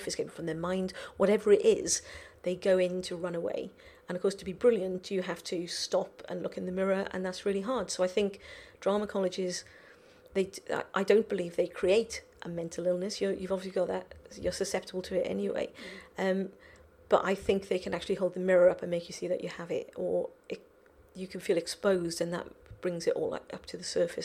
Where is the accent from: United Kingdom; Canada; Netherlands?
United Kingdom; Welsh, Wales; I'm Welsh